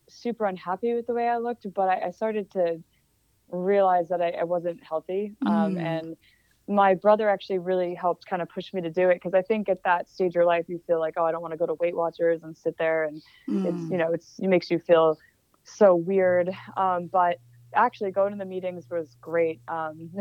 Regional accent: Hackettstown, New Jersey, United States; moved away as an adult; now in New York City, United States; I'm from New Jersey, but I've been in New York City for about 11 years

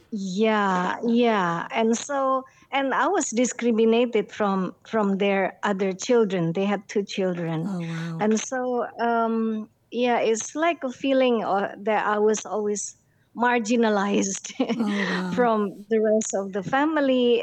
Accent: Jakarta, Indonesia; born or raised there; also born or lived in Madiun, East Java, Indonesia

